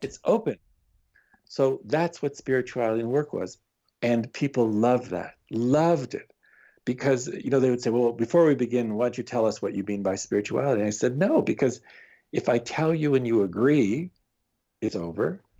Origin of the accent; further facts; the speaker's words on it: Canada; I am Canadian